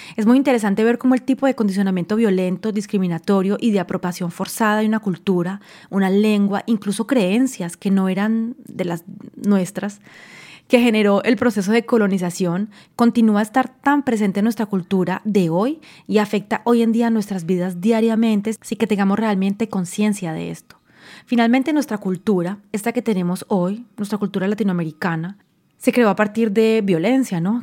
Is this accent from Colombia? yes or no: yes; Colombia; moved away